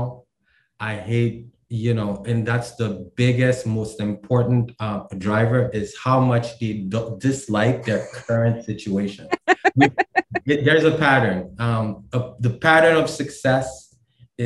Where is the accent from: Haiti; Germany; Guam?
Haiti; now in Maryland, United States; I'm from Maryland. I'm from Haiti originally. I live in Maryland.